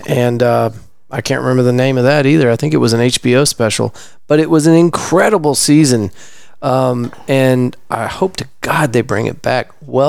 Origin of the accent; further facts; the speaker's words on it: Texas, United States; I grew up in Texas.